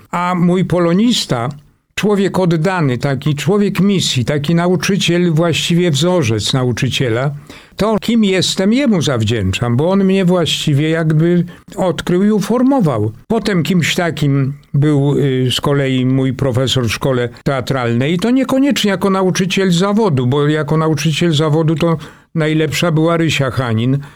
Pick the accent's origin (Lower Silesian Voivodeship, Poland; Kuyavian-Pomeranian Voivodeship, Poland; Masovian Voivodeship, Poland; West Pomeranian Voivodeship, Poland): Masovian Voivodeship, Poland; Warsaw; Praga odgrywa ogromną rolę w moim życiu. To jest mój heimat, tak bym to nazwał. To jest. Y ta moja mała ojczyzna, w ogóle czuję się bardzo warszawiakiem